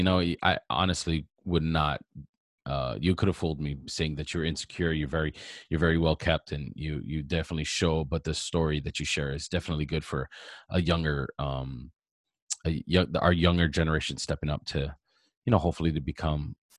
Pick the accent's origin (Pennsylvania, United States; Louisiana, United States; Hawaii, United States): Hawaii, United States; moved away; growing up in Hawaii and having that aloha spirit